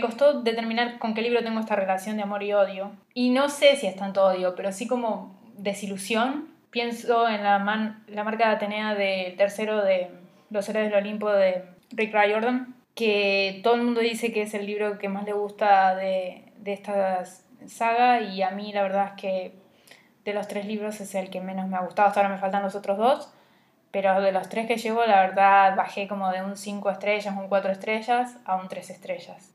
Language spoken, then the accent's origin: Spanish; Argentina; moved away